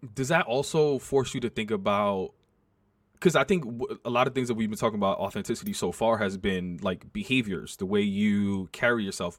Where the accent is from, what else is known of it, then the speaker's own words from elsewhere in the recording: New York, United States; also born or lived in South Bronx; I went to high school in the South Bronx, but I grew up on the Upper West Side